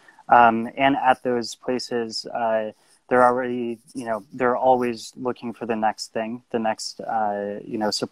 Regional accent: Los Angeles, California, United States; moved away as an adult; also born or lived in Chicago, Illinois / Tokyo, Japan / Detroit, Michigan; now in Paris, France; I'm from Los Angeles, California, and lived in Chicago for my high school years

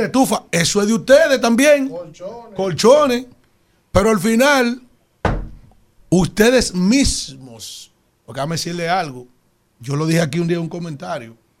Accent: Yaguate, San Cristóbal, Dominican Republic; soy del municipio de Yaguate, que es donde yo nací y me crié

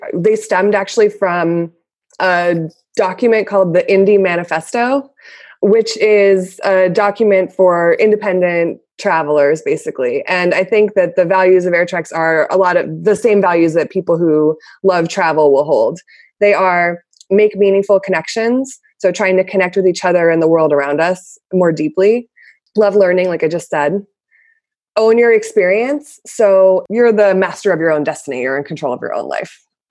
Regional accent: Canada; born there; I was born in Canada, so I traveled back and forth a lot between Canada and the U.S.

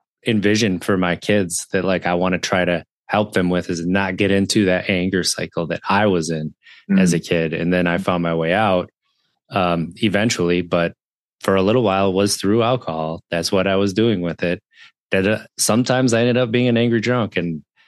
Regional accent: Wisconsin, United States; growing up in Wisconsin

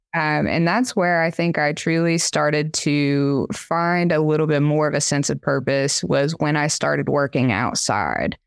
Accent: Tellico Plains, Tennessee, United States; I grew up in rural Appalachia, uh, in kind of this little drive-through mountain town, uh, called Tilico Plains, Tennessee

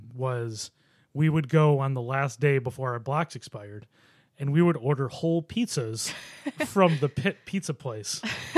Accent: Buffalo, New York, United States; I grew up in Buffalo.

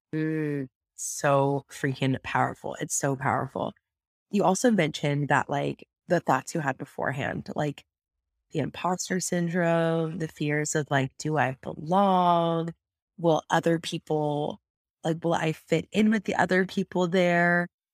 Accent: San Luis Obispo, California, United States; here on the Central Coast in my hometown of San Luis Obispo

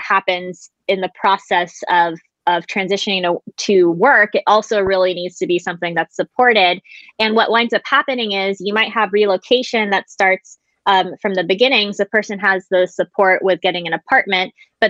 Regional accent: Florida, United States; moved away as an adult; now in Japan; I was raised primarily in Florida, but I visited Japan every single summer. And I essentially went back and forth during my grade school years

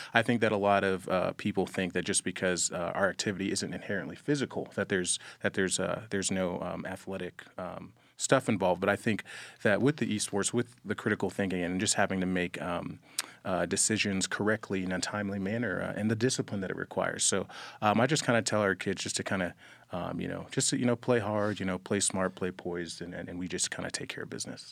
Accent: Jacksonville, Florida, United States; moved away as an adult; I'm originally from Jacksonville, Florida. Um, I've, I've lived there for about over, over twenty years.

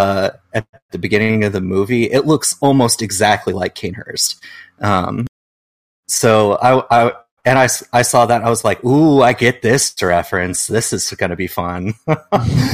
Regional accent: Washington, United States; also born or lived in Olympia, Washington / Seattle, Washington; whenever I say I'm from Washington, people think I mean DC.

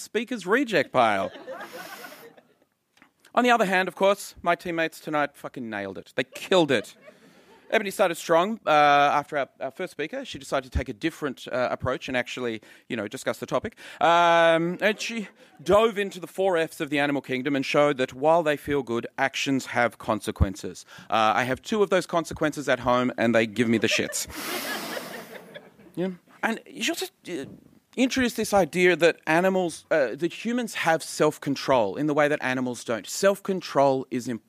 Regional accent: Canberra, Australian Capital Territory, Australia; moved away; I'm from Canberra

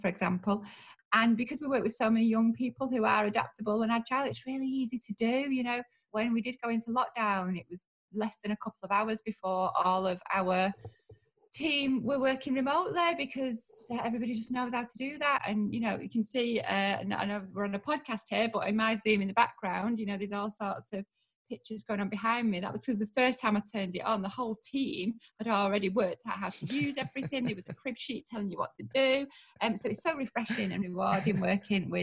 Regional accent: Manchester, North West England, United Kingdom; also born or lived in Royton; I grew up in North Manchester and I've got a lot of friends in Moston and Blakely. And now I live in South Manchester

